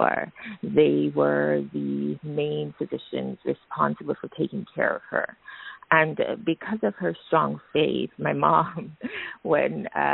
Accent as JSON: {"language": "English", "country": "Jamaica", "tie": "born or raised there", "also_born_or_lived": "United States", "moved": "as an adult", "said": "I was born in Jamaica. I think I alluded to that earlier, and I grew up there, but I trained, as you stated, in the U.S."}